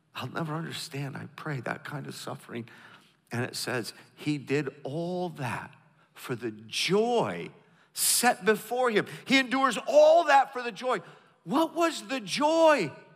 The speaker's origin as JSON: {"language": "English", "region": "the North", "country": "United States", "moved": "yes", "said": "I'm from the North, I learned how to do Southern"}